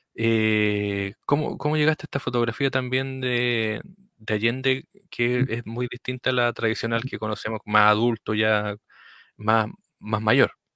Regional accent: Río Bueno, Los Ríos, Chile; nosotros somos de Río Bueno

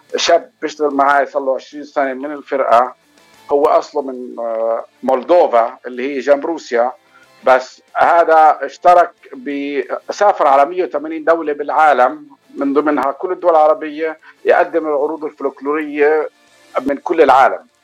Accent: Palestine; moved away as an adult; now in Los Angeles, United States; انا اصلا من فلسطين آه، صار لي بشهر تسعة بصير لي 30 سنة في لوس أنجلوس

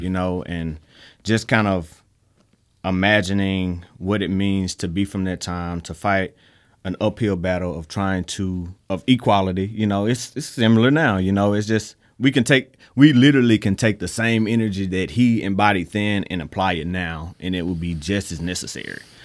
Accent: Mississippi, United States; we're from Mississippi

